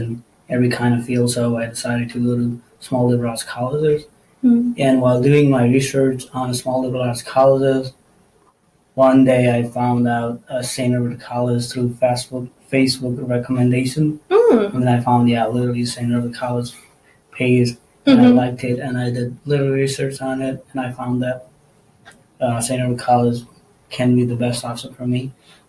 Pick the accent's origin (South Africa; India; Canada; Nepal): Nepal; first language Nepali; English is a second language; moved away as an adult; now in United States; I'm an international student from Nepal